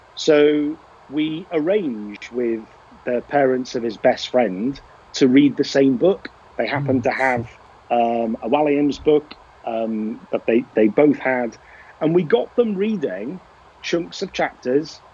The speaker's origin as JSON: {"language": "English", "town": "Liverpool", "region": "North West England", "country": "United Kingdom", "said": "I am from Liverpool"}